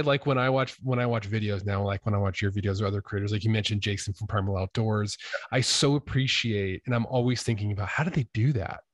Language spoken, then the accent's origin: English; Idaho, United States; I am from Idaho